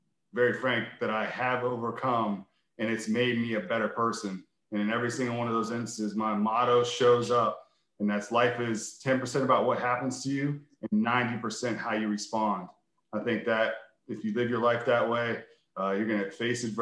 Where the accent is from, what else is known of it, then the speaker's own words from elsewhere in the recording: Vandergrift, Pennsylvania, United States; I grew up in Vandergrift, Pennsylvania, which is about 45 minutes outside of Pittsburgh. That's my roots